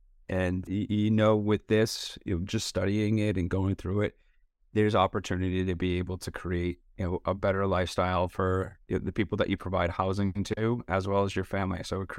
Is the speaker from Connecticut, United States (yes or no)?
yes; Connecticut, United States; I'm from Fairfield County, Connecticut, which is about 30 miles north of New York City.